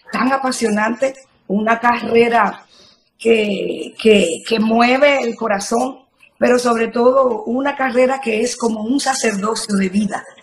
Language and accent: Spanish; Sabaneta, Antioquia, Colombia; Yo nací en Sabaneta, es mi pueblo maravilloso. Allí crecí, eh, eh, fui muy, muy feliz junto a mis padres, mis tres hermanas.